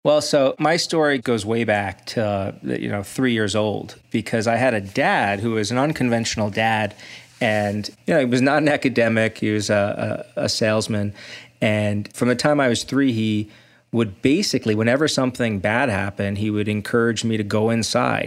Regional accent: Brooklyn, New York, United States; now in Ann Arbor, United States; I grew up in Brooklyn

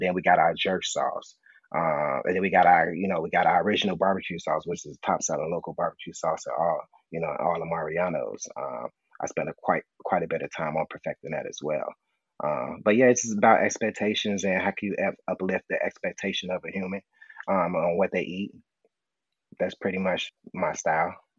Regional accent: Chicago, Illinois, United States; me growing up on the South Side, you know, I can remember like having like rib tips and a hot link combo

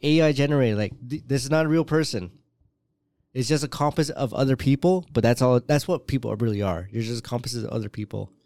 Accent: Canada; first language English; what we grew up with here

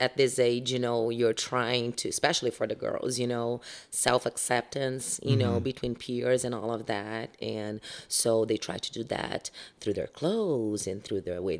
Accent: Brazil; now in United States; even when I was little and growing up in Brazil.

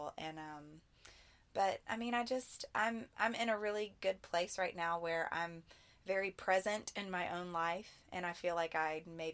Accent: right outside of Nashville, Tennessee, United States; since I'm a Southern girl, I grew up here right outside of Nashville

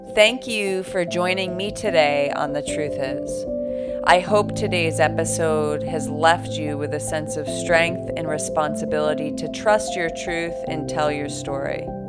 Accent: Buffalo, New York, United States; also born or lived in San Francisco; now in Los Angeles, United States; I'm from Buffalo, which is where I grew up

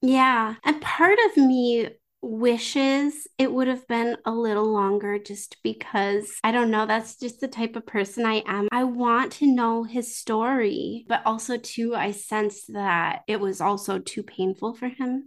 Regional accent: United States; I'm not French. I'm American

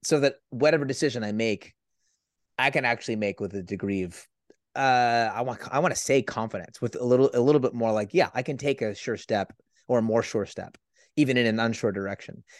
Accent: San Francisco Bay Area, California, United States; I'm from the San Francisco

